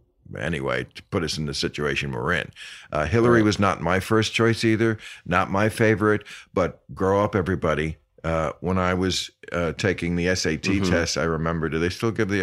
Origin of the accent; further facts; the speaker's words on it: Connecticut, United States; No, I'm from Connecticut where they make it.